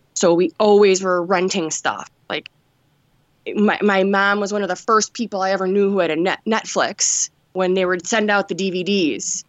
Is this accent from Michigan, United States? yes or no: yes; Detroit, Michigan, United States; I was born in Detroit, and I'm, I'm still here. I'm in a suburb right now, but, yeah, I've, I've been here my whole life